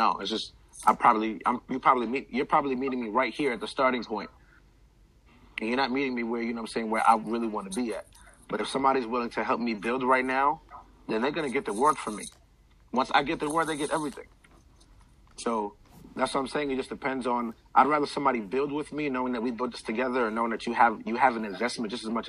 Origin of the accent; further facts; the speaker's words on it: Queens, New York, United States; now in Georgia, United States; Queens Village. I'm originally from Ravenswood Projects. But Queens Village.